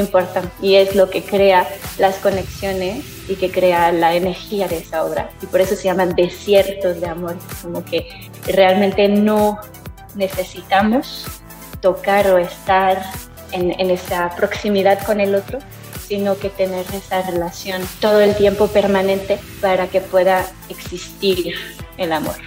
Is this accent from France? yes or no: yes; France; yo soy francesa